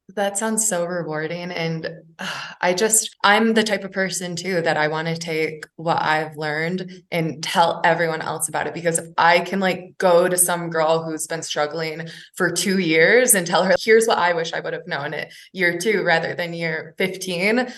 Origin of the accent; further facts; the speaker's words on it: Michigan, United States; now in Denver, United States; I'm also from Michigan and moved out to Denver